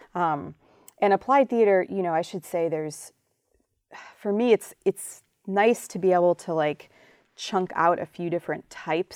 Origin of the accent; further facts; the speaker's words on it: Chicago, Illinois, United States; moved away; my, um, time as a young person growing up in Chicago